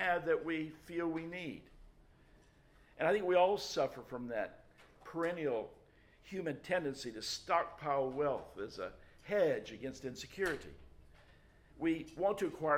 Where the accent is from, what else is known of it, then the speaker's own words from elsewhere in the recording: Memphis, Tennessee, United States; the church that I grew up in Memphis, Tennessee